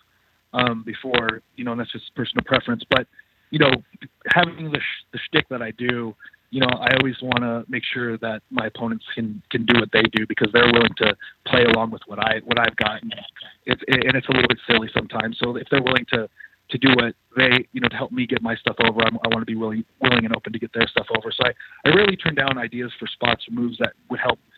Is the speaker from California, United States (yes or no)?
yes; Los Angeles, California, United States; I'm from Los Angeles